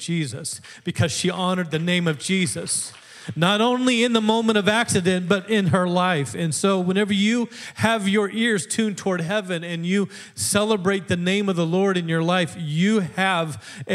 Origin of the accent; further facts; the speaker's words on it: Alaska, United States; moved away as an adult; now in Wisconsin, United States; I grew up in Alaska from 12 on, and then I came out for college where I met the lovely and talented Sarah, and that's how I ended up in Wisconsin